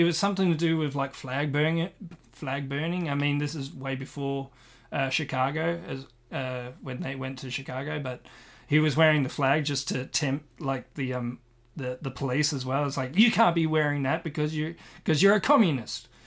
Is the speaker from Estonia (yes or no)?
no; Australia; I am Australian